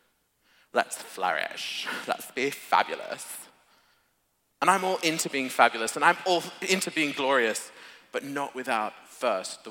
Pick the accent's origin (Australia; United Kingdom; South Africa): Australia; moved away; I'm an Aussie